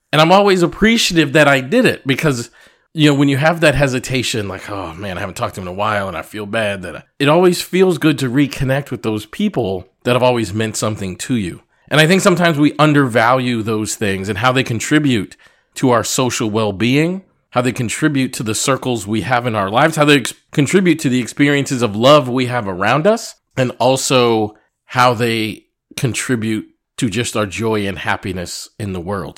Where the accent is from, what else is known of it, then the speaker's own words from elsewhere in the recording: Massachusetts, United States; moved away; I grew up in Massachusetts